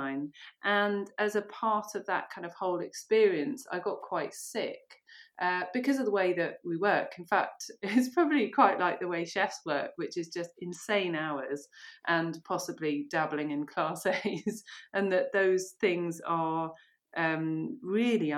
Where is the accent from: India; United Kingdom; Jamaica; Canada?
United Kingdom; Monkton Wyld, near River Cottage, South West England; also born or lived in Ireland; My mum moved to a commune, which is just down the road, actually, on the way to River Cottage. Monkton Wild, yeah. There you go. Okay. And so that's where I grew up. Well, from 11 to 19, I was there.